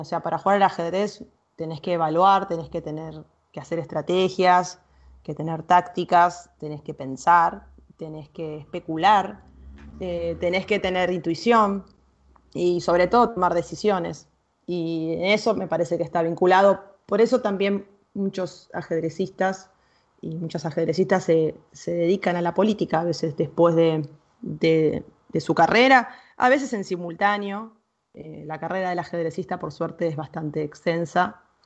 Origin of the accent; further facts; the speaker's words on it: Argentina; Yo soy argentina y tengo otra cultura, otras creencias